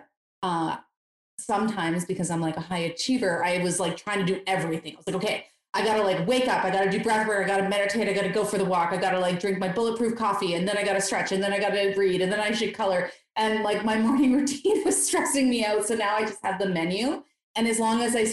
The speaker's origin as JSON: {"language": "English", "area": "Eastern Canada", "region": "Ontario", "country": "Canada", "tie": "born or raised there", "moved": "as an adult", "said": "I grew up in Eastern Canada"}